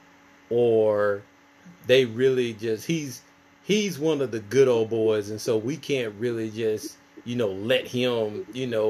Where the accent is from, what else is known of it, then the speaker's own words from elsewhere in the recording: Clarkson, Mississippi, United States; we're from the same hometown. We are from Clarkson, Mississippi.